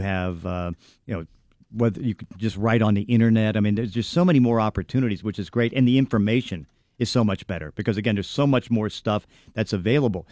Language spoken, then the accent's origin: English; Braddock, Pennsylvania, United States; I'm from Braddock, so it's like I'm kinda humble.